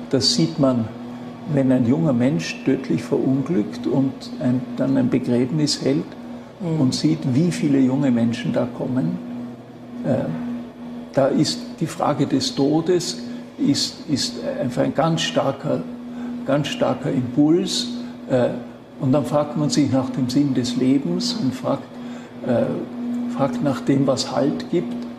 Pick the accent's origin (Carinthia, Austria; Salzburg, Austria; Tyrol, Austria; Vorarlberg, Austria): Vorarlberg, Austria; Schruns; Ich bin in Schons aufgewachsen